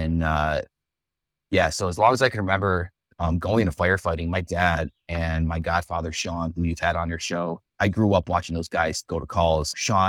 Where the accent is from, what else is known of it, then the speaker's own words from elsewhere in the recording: Buffalo, New York, United States; born and raised in Buffalo, Cheektowaga area. Grew up, born and raised in that area.